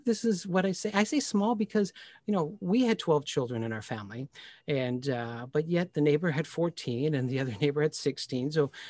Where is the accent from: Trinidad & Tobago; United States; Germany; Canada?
Canada; Pickering, Ontario; I grew up in Pickering, Ontario, and I can live by the water.